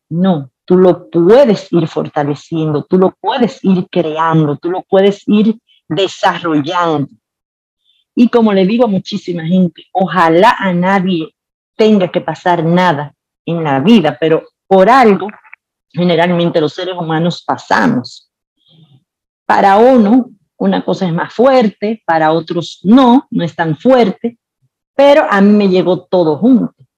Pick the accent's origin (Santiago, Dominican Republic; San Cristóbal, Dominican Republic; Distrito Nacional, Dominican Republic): Santiago, Dominican Republic; Santiago de los Caballeros; yo nací en Santiago, soy de Santiago, amo la República Dominicana